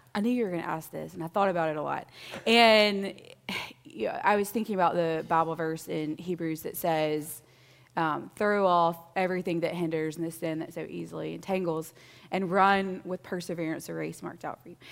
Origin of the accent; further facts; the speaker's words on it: Mississippi, United States; moved away as an adult; I grew up in Mississippi, so my son makes fun of me all the time, that's how I say five